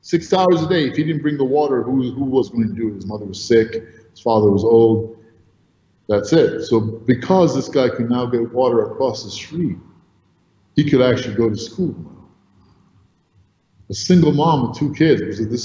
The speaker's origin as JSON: {"language": "English", "region": "New York", "country": "United States", "tie": "born or raised there", "also_born_or_lived": "Egypt", "said": "I was actually born in Egypt to two Egyptian parents. I'm Egyptian, but I grew up in New York, and so I was a little boy, but so I'm pretty American in that sense."}